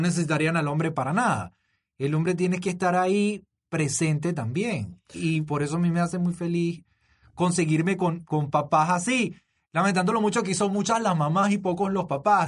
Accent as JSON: {"language": "Spanish", "country": "Venezuela", "moved": "as an adult", "lives_now": "Panama", "said": "si mi acento me delata, soy venezolano, este, pero tengo cuatro años aquí."}